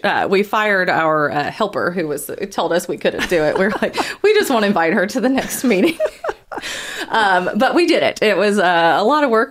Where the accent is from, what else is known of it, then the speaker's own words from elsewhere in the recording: Huntsville, Alabama, United States; I'm originally from Huntsville. I tried to move away a couple times, but ended up coming back here.